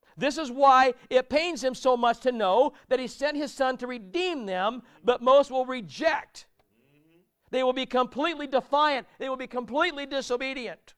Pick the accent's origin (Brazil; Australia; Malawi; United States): United States; also born or lived in United Kingdom; I'm American